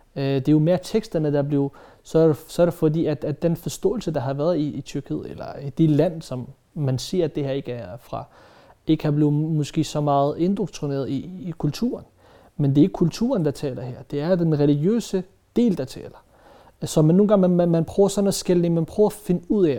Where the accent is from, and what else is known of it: Denmark